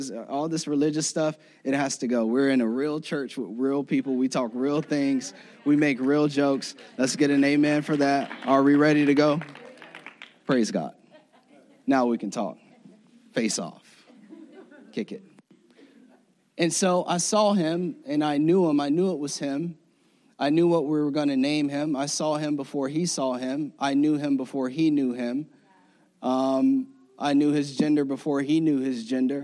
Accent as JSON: {"language": "English", "region": "Florida", "country": "United States", "moved": "as an adult", "said": "I'm from Florida."}